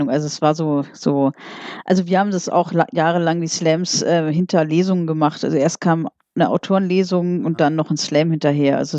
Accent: Wiesbaden, Hesse, Germany; organisiere ich hier in Wiesbaden, ich komme aus Wiesbaden, hallo, ja.

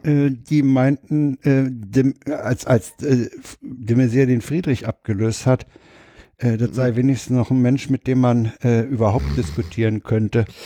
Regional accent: Berlin, Germany; als Berliner

